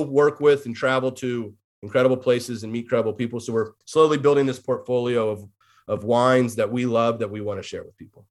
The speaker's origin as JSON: {"language": "English", "town": "Davis", "region": "California", "country": "United States", "tie": "born or raised there", "also_born_or_lived": "San Luis Obispo, California / Orange County, California / Los Angeles, California", "moved": "as an adult", "lives_now": "Portland, United States", "said": "I was born and raised in Davis, California"}